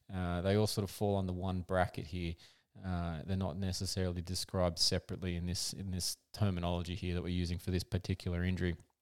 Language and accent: English; Australia; as an Aussie